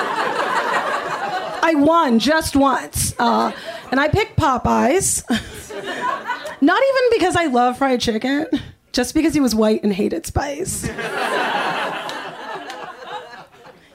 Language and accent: English; Los Angeles, California, United States; growing up here